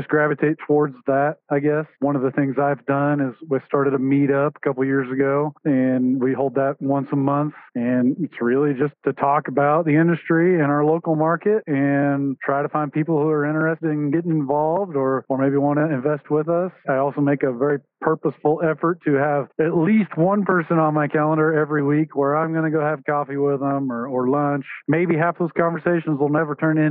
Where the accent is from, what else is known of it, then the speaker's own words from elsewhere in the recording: Wichita, Kansas, United States; So I was born and raised in the Wichita, Kansas area. Been there my whole life